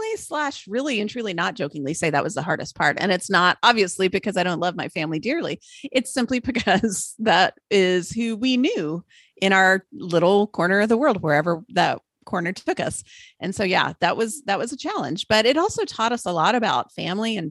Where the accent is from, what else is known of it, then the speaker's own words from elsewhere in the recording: Austin, Texas, United States; I'm just north of Austin, which is where I grew up. That was my hometown